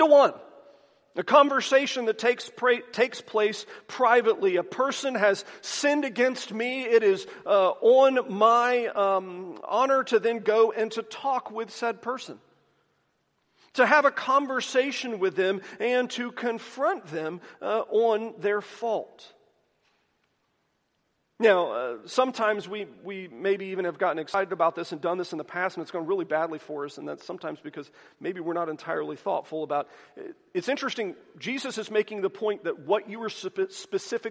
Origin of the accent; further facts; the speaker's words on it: the South, United States; I am from the South